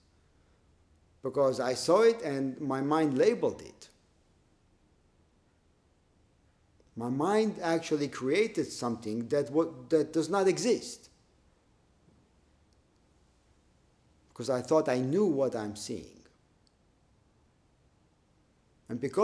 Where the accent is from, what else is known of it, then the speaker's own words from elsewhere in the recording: Israel; growing up in Israel